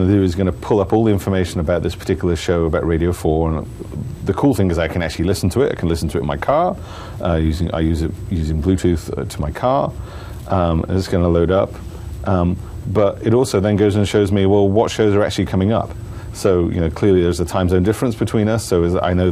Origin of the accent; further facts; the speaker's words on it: United Kingdom; now in Seattle, United States; I'm from the UK